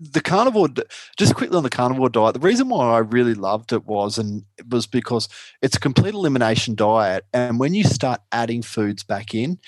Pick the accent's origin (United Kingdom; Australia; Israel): Australia; I broke into the American market as an Aussie keto